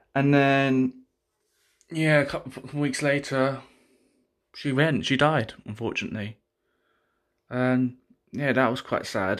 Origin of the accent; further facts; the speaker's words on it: United Kingdom; I'm not from Pakistan. I'm from this country. I was born in this country